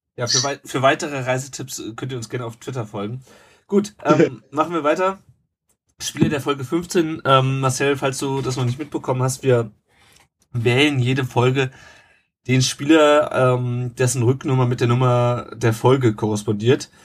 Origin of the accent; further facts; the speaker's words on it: Rhine-Main area, Hesse, Germany; Der Tom und ich, wir kommen ja beide hier aus dem Rhein-Main-Gebiet